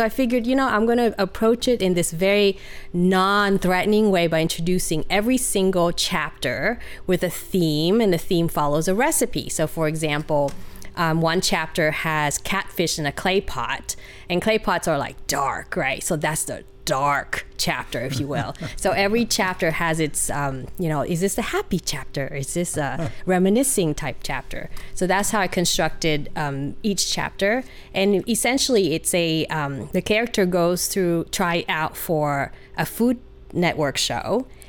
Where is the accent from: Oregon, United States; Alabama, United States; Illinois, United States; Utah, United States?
Utah, United States; I grew up in Utah. After college, I started to work in Southern California. And because of a boy, I decided to move up north. And here I am.